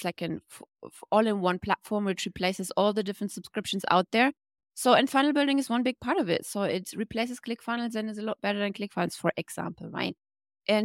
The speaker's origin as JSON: {"language": "English", "country": "Germany", "moved": "yes", "lives_now": "Bali, Indonesia", "said": "I'm from Germany, but based in Bali"}